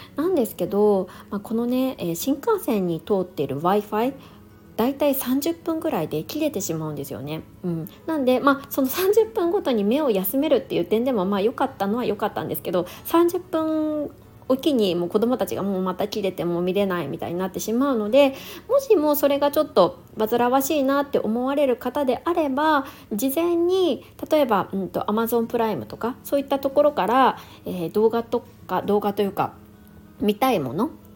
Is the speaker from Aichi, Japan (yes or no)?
no; Niigata, Japan; moved away; 私の実家の新潟が寒かったんですよ